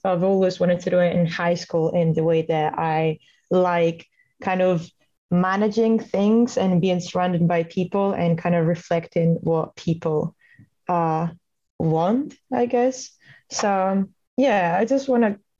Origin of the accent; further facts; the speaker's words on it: Italy; moved away as an adult; now in Stirling, United Kingdom; I'm from Italy.